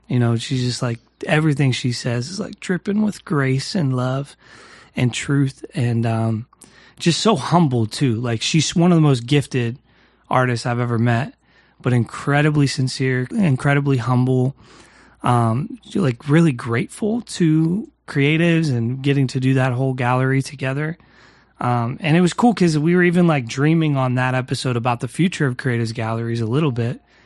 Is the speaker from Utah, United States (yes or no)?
no; New Castle, Pennsylvania, United States; my hometown, Newcastle, uh, Pennsylvania